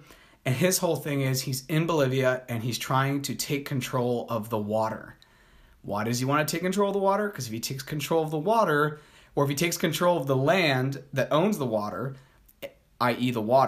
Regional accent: Colombia; I'm a Colombian also. I was born in Colombia, so I'm not blonde hair, blue eyed, and like 6'6".

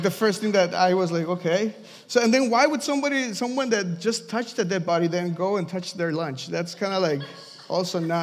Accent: Mexico; moved away; I'm from Mexico

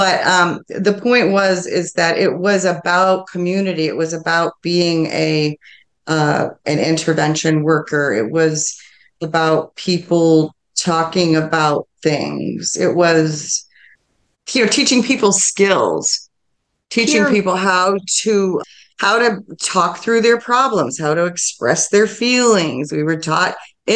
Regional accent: Milford, Michigan, United States; I grew up in Milford, Michigan

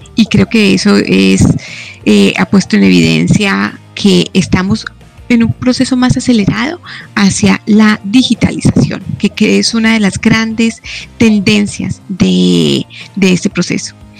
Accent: Colombia; also born or lived in La Plata, Argentina; yo soy colombiana

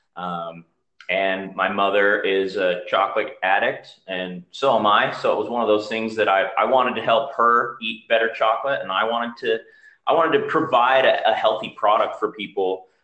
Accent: Utah, United States; moved away as an adult; I grew up in Utah, so I decided to come back here

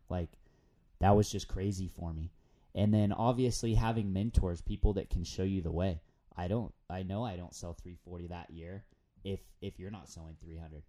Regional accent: San Diego, California, United States; moved away as an adult; now in Provo, United States; before moving up to Utah, I'm, I'm from San Diego

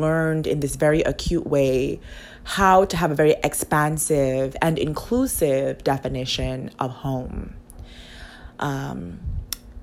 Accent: U.S. Virgin Islands; moved away as an adult; I am from a U.S. territory / colony

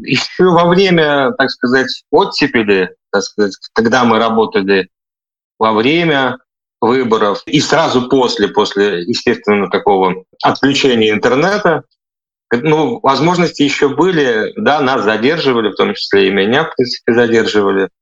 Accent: Vitebsk, Vitebsk Region, Belarus; moved away as an adult; also born or lived in Ukraine; now in Germany; я из Витебска.

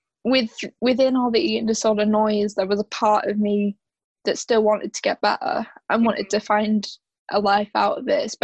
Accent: Yorkshire and the Humber, United Kingdom; I'm from South Yorkshire

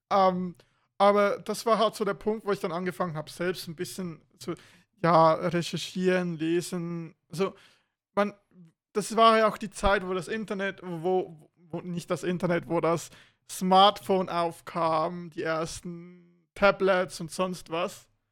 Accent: Switzerland; wo ich in die Oberstufe kam bei uns in der Schweiz

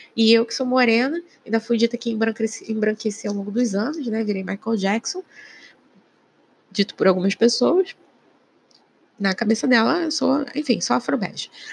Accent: Rio de Janeiro, Brazil; Eu sou do Rio de Janeiro

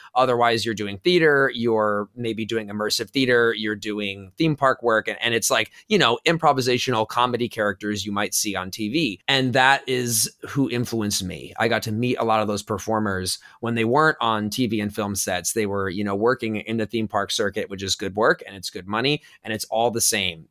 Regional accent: Los Angeles, California, United States; I'm originally from Los Angeles, so growing up around the entertainment industry

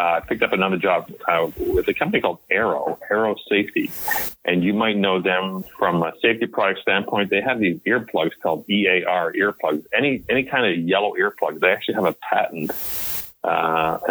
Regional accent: Montreal, Quebec, Canada; moved away as an adult; also born or lived in Toronto, Canada / Paris, Ontario, Canada; now in United States; I was born in Montreal and brought up in Montreal

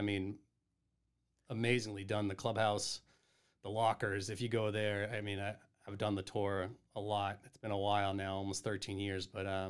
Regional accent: Massachusetts, United States; growing up in the South Shore and my dad working in Boston and having two older brothers

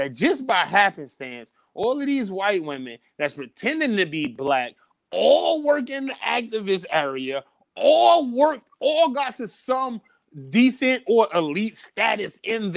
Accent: Midwest, United States; I'm from the Midwest

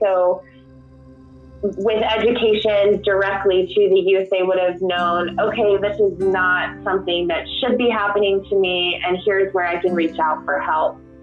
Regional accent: Houston, Texas, United States; also born or lived in Austin; I'm from Houston. I, I work in Austin.

